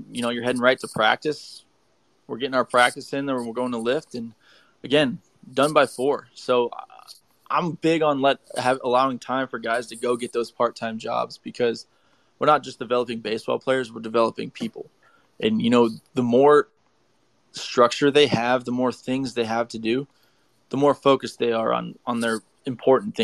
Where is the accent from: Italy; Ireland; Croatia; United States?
United States; Streetsboro, Ohio; it's in Streetsboro. So my hometown